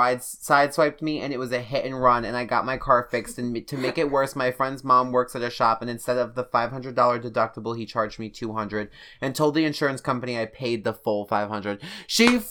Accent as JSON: {"language": "English", "country": "Russia", "said": "The fact that I'm bisexual and from Russia."}